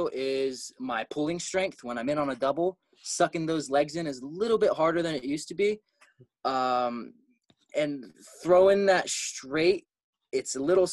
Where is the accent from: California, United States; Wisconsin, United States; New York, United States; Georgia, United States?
California, United States; moved away; because we're all from California.